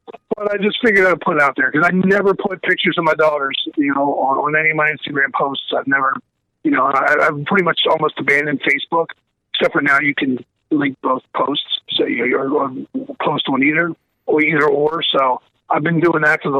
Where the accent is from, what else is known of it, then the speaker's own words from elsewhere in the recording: Baltimore, Maryland, United States; now in Florida, United States; we grew up in Baltimore, Maryland. So you know, that's a lot different than Florida